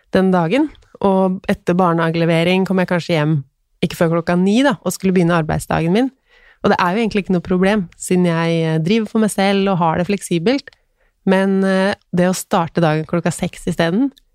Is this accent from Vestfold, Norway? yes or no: yes; Tønsberg, Vestfold, Norway; now in Stabekk, Norway; Jeg er fra Tønsberg, men nå bor vi på Stabekk.